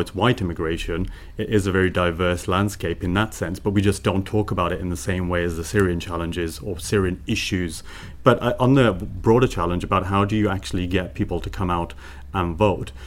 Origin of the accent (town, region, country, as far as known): Birmingham, West Midlands, United Kingdom; born or raised there; now in Brussels, Belgium